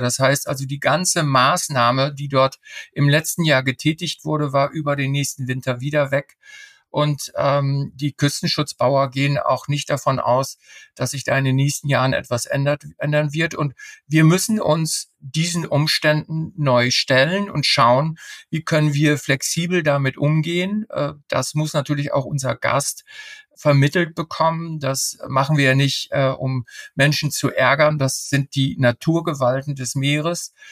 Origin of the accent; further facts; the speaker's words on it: Emsland, Lower Saxony, Germany; now in Norderney, Germany; ich bin zwar gebürtiger äh, Emsländer